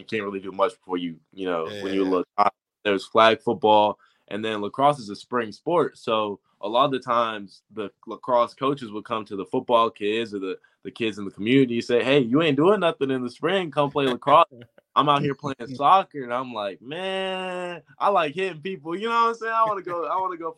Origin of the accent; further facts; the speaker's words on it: Atlanta, Georgia, United States; I'm from Atlanta. Like in Atlanta, like sports is everywhere.